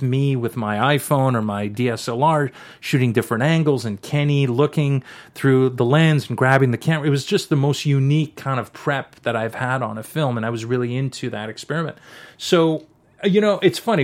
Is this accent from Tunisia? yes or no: no; Canada; I'm a, I'm a Canadian, French Canadian